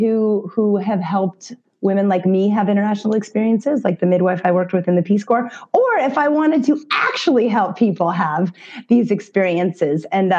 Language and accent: English; Granville, Ohio, United States; I was born in Central Ohio, a small farming community of Granville, and my parents hosted international students from Denison University. So I got to grow up with all that interesting stuff around me, and like different music, different foods, different languages.